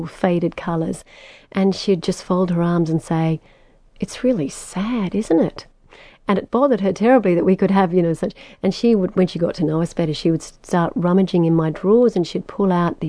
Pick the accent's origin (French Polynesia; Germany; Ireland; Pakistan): French Polynesia; born there; my parents gave me a Tahitian name because I was born in Tahiti.